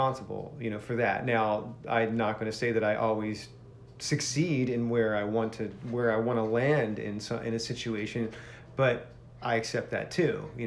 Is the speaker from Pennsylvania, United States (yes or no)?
yes; Philadelphia, Pennsylvania, United States; I grew up in and outside of Philadelphia